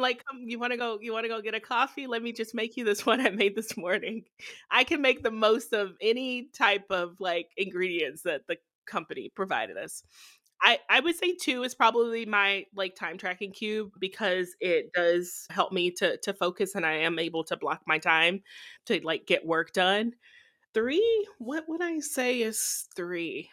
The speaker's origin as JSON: {"language": "English", "town": "Texarkana", "region": "Texas", "country": "United States", "tie": "born or raised there", "also_born_or_lived": "Arkansas / Ohio / Michigan", "moved": "as an adult", "lives_now": "Indiana, United States", "said": "Texarkana, that's my hometown"}